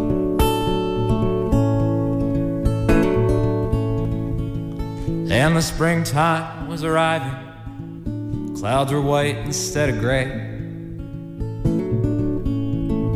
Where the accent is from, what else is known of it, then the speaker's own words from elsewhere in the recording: Weston, Massachusetts, United States; also born or lived in Wakefield, Massachusetts; born and raised, mostly in the Boston suburbs, but Massachusetts, born and raised